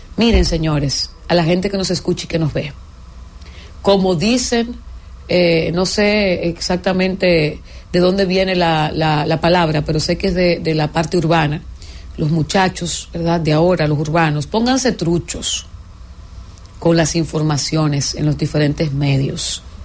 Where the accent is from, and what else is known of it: Dominican Republic